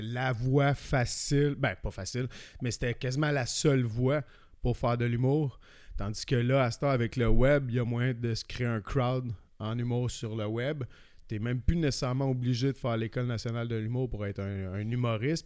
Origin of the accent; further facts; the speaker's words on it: Sherbrooke, Quebec, Canada; also born or lived in Montreal; now in Quebec City, Canada; je viens de Sherbrooke. J'ai bougé vers Québec